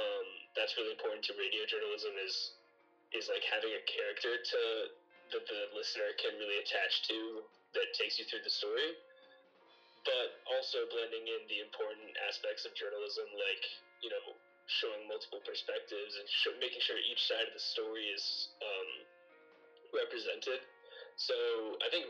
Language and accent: English; Louisville, Kentucky, United States; I'm from Louisville, Kentucky